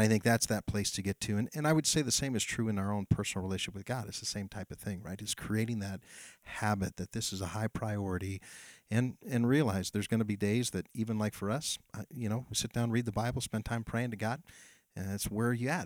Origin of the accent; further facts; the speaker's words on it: Amador County, California, United States; I grew up here in Amador County, so I got a lot of roots here